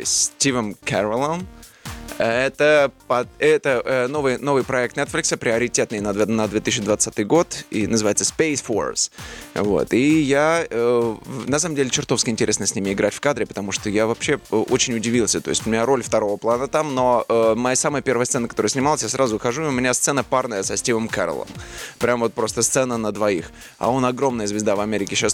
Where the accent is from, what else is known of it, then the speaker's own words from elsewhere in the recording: Tula, Tula Oblast, Russia; moved away; из Тулы